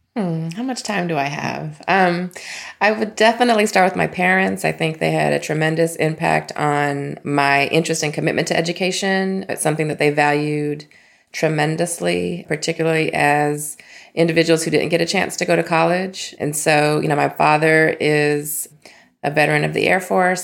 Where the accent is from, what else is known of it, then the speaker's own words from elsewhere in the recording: Las Vegas, Nevada, United States; moved away; Las Vegas, Nevada. So I'm a proud product of the Clark County School District